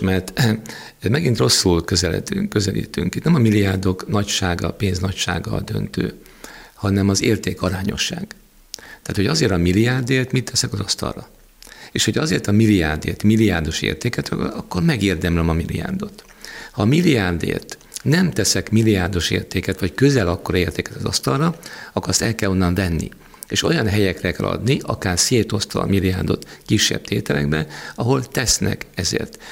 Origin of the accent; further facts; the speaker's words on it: Hungary; magyarok vagyunk